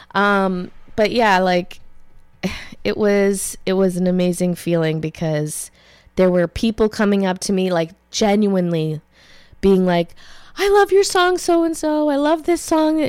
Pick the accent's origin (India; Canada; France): Canada; Ottawa Valley; I'm from the Ottawa Valley